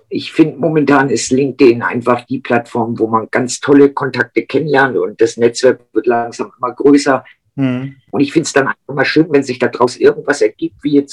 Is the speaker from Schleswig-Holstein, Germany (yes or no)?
yes; Lübeck, Schleswig-Holstein, Germany; Und ich komme aus Lübeck, sorry.